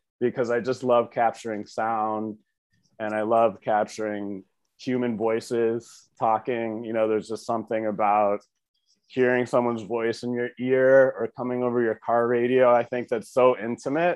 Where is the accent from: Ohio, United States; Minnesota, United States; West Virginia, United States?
Ohio, United States; Brecksville; also born or lived in New York City; I'm from Cleveland, the suburbs. I grew up in Brecksville